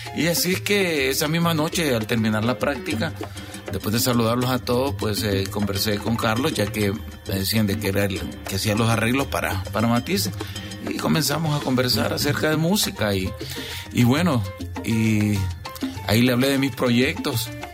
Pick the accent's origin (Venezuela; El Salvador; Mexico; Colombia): El Salvador; moved away